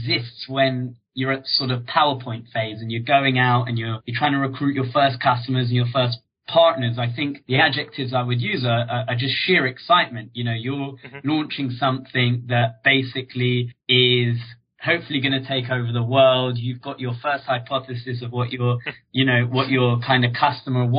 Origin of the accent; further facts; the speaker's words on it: London, United Kingdom; I grew up in Northwest London in a place called Hendon